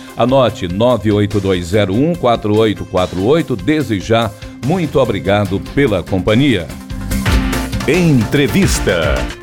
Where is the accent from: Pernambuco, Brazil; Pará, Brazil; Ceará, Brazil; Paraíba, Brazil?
Ceará, Brazil; sou muito bairrista, eu, eu, gosto muito da minha terra